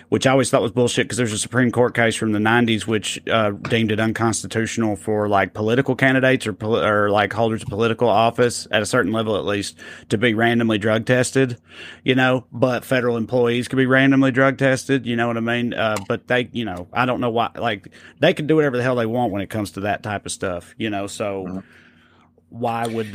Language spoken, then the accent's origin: English; Tennessee, United States; my home state